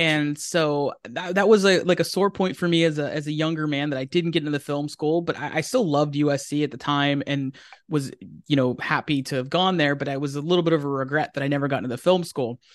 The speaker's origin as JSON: {"language": "English", "region": "Pennsylvania", "country": "United States", "tie": "born or raised there", "moved": "as an adult", "lives_now": "Southern California, United States", "said": "we grew up in Pennsylvania together. I'm from Pennsylvania"}